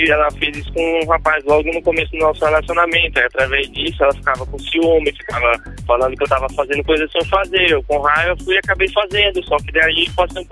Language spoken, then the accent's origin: Portuguese; Piracicaba, São Paulo, Brazil; Eu sou de Piracicaba, São Paulo.